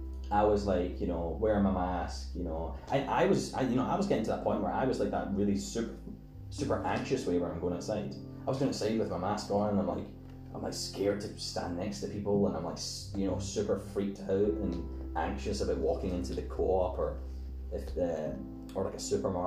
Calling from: Scotland, United Kingdom; I'm speaking from Scotland. I don't know where you're from.

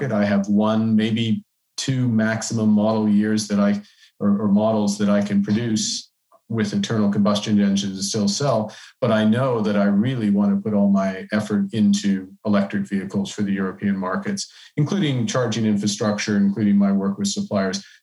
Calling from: Canada; I'm, I'm joining you from Canada.

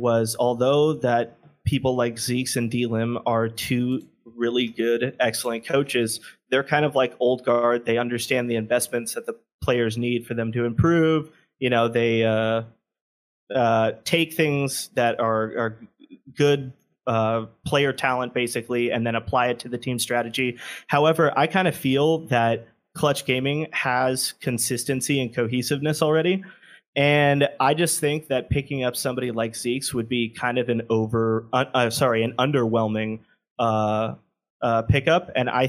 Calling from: Los Angeles, California, United States; Sunny and too hot Los Angeles, my friend.

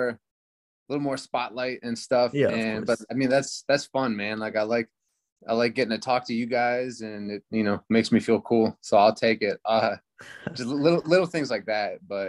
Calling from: Woodland, California, United States; I'm in Woodland, California.

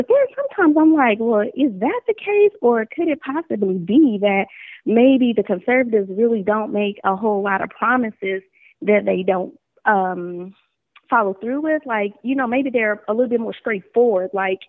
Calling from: Portsmouth, United States; I'm calling from Portsmouth.

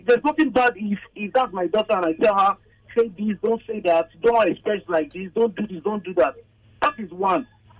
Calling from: Egbeda, Lagos, Nigeria; I'm calling from Egbeta.

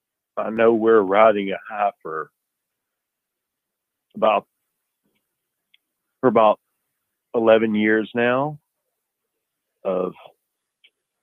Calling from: Birmingham, Alabama, United States; I'm calling from Birmingham.

